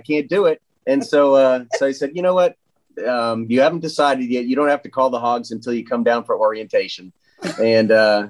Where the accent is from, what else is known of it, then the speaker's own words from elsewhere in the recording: Massachusetts, United States; moved away as an adult; also born or lived in Washington, D.C. / Louisiana; now in Hot Springs Village, United States; I grew up in Massachusetts and I went to Georgetown University on an ROTC scholarship.